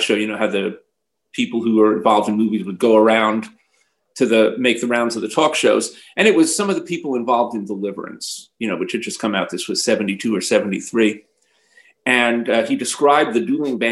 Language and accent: English; New York City, New York, United States; middle-class family, grew up in a single-family house out in Queens